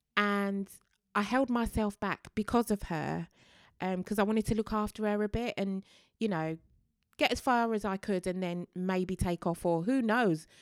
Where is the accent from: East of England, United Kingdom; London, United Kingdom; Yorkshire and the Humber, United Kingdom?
London, United Kingdom; a Londoner born and bred